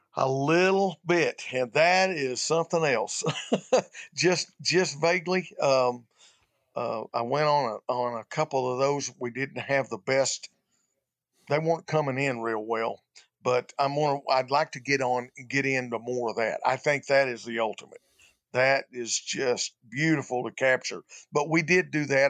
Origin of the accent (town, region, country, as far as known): Arkansas, United States; born or raised there